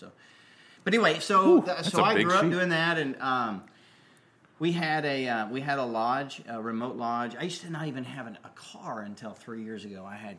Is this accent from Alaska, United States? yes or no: yes; Alaska, United States; moved away as an adult; now in Nashville, United States; I was born in Alaska and grew up in the guiding industry. My family started in tourism in the 60s, mm-hmm. back when right after Alaska became a state, actually.